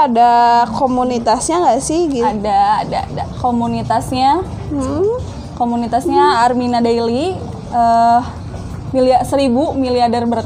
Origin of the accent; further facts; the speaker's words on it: Bandung, West Java, Indonesia; dari Bandung.